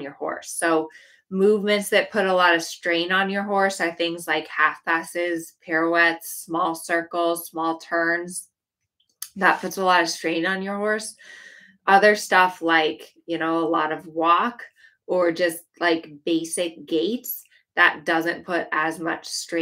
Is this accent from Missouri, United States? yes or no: no; Colorado, United States; moved away; I grew up in Colorado and I left because it was so cold in the winter